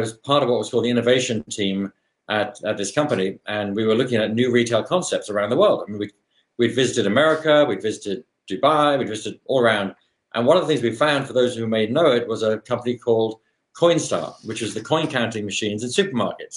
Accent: London, United Kingdom; moved away as an adult; now in Seattle, United States; I was born in London, Chelsea, born in Chelsea in Kensington area, Chelsea supporter for those who are Chelsea fans out there, all my life, still am. Lived in that whole area of London, really, for my school years.

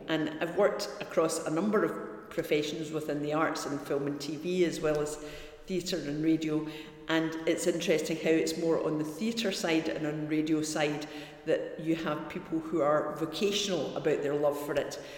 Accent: Glasgow, Scotland, United Kingdom; also born or lived in Helensburgh / Dunblane; I'm a, a Scottish woman that grew up in Helensburgh, then Dunblane and Glasgow, and identify very much myself as a Glaswegian

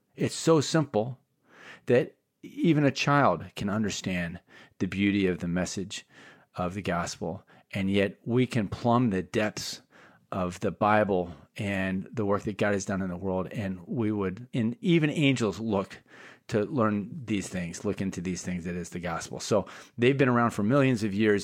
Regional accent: Bay Area, California, United States; Rusty, William, and I hail from the Bay Area.

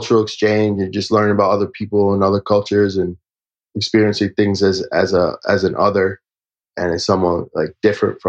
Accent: New Hampshire, United States; I'm from New Hampshire

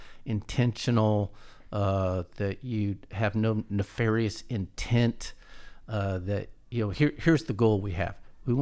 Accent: Oakland, California, United States; I come from Oakland and we didn't have a lot of money.

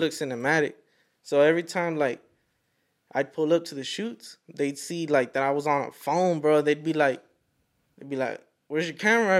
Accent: Fort Worth, Texas, United States; I'm from Fort Worth

